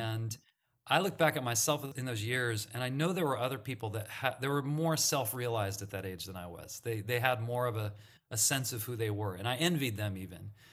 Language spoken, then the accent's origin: English; Santa Monica, California, United States; I grew up in Santa Monica, California